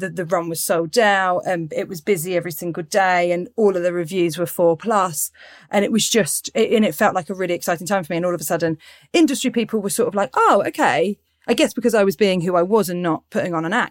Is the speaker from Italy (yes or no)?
no; Portsmouth, South East England, United Kingdom; Yeah, so I grew up in Pompey. I grew up in South well, near Southsea we grew up. And then I had cousins all over Pompey.